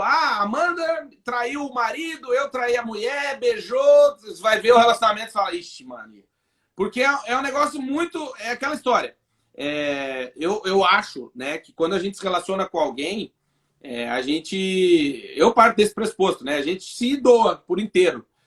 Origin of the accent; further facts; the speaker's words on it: Brazil; moved away as an adult; now in Portugal; Falei, do Brasil.